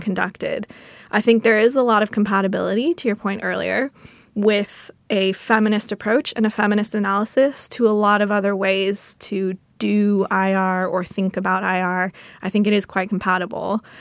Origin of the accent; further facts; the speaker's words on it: United States; I'm an American